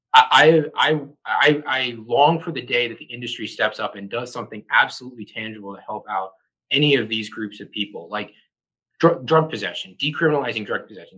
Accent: Montgomery County, Maryland, United States; moved away as an adult; also born or lived in Atlanta / New York City; Grew up uh, Montgomery County, Maryland. It's just north of the uh, D.C. border

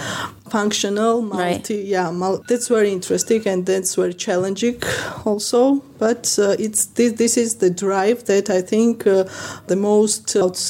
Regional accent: Tbilisi, Georgia; I come from Tbilisi, Georgia

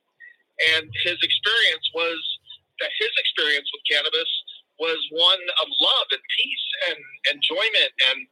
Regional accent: Los Angeles, California, United States; My father brought us to the San Fernando Valley in 1967 when he was about 28. I was only 5 years old. And we grew up

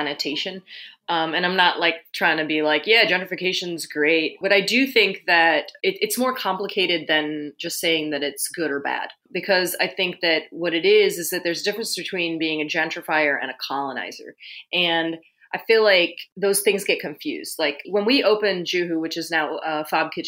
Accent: London, United Kingdom; now in Bay Area, United States; I was born in London.

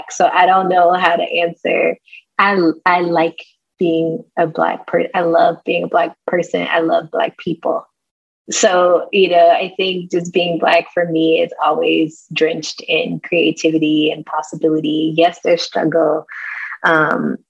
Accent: East Texas, United States; I'm also from East Texas

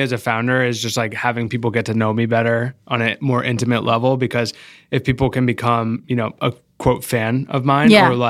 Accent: Rhode Island, United States; My family's from Rhode Island. I grew up in Rhode Island, but I was bor

